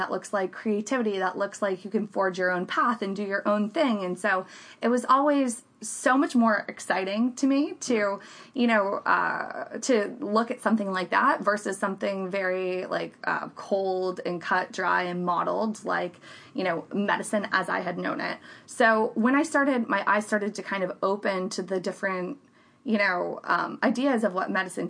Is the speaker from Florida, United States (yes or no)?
yes; Central Florida, United States; also born or lived in Miami; I grew up in the Central Florida area and, basically grew up, went to Lake Brantley High School